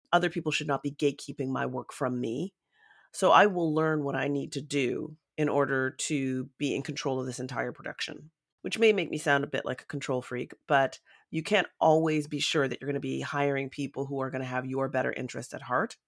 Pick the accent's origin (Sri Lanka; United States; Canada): Canada; London, Ontario; London, Ontario, which is my hometown.